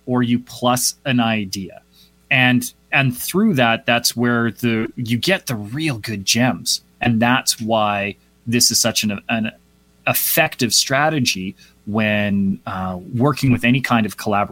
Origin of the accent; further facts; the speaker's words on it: Calgary, Alberta, Canada; also born or lived in Vancouver / Toronto; my hometown of Calgary, Alberta